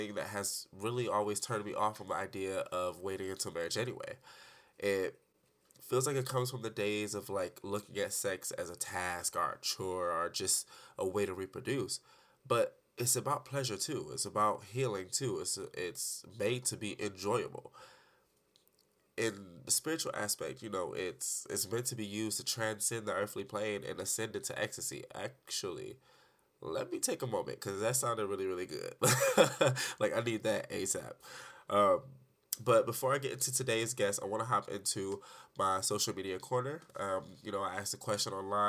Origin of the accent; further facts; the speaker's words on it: Detroit, Michigan, United States; now in Arizona, United States; I'm an artist from Detroit